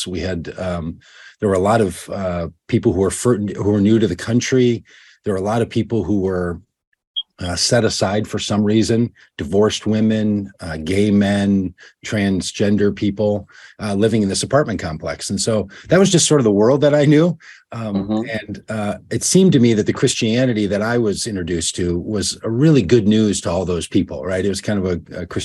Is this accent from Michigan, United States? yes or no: no; Minnesota, United States; I'm from Minnesota. That's where I live now. Grew up here, and I've lived here almost all of my life.